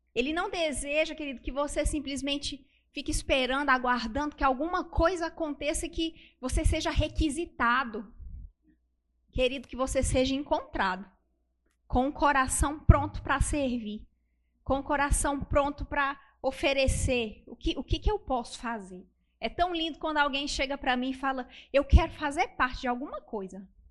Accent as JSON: {"language": "Portuguese", "town": "Brasília", "region": "Federal District", "country": "Brazil", "said": "eu sou de Brasília"}